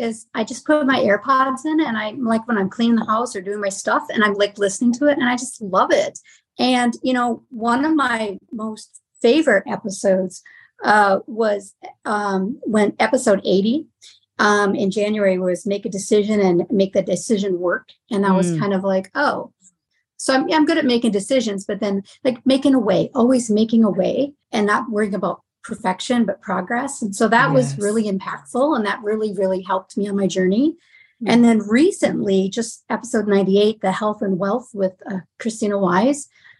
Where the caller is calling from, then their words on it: Oak Grove, Minnesota, United States; From Oak Grove, Minnesota.